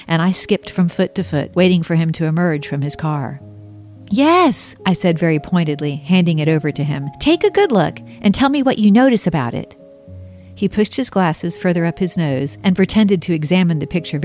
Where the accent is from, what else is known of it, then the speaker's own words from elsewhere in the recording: Mount Pleasant, South Carolina, United States; also born or lived in Charleston, South Carolina; I was born in 1968 in Charleston, South Carolina. I was raised across the harbor in Mount Pleasant